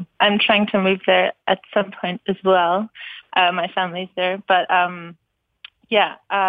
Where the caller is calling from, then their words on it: Berlin, Germany; I'm really excited because I'm actually calling from Berlin.